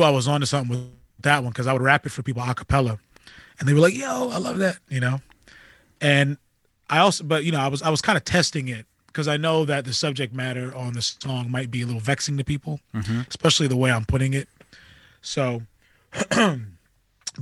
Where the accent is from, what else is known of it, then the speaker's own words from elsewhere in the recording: Amityville, New York, United States; growing up in Amityville